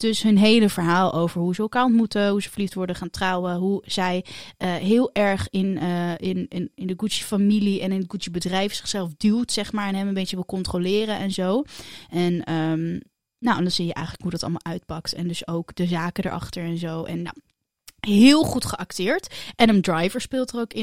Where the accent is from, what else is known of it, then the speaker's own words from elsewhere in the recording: Netherlands; wij als Nederlanders